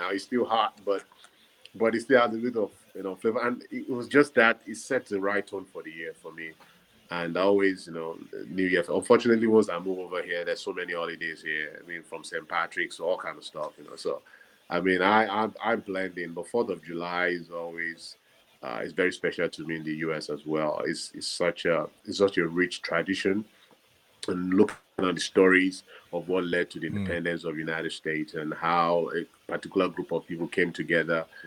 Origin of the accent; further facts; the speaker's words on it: southwestern Nigeria, Nigeria; now in North America; from this part of Nigeria that I grew up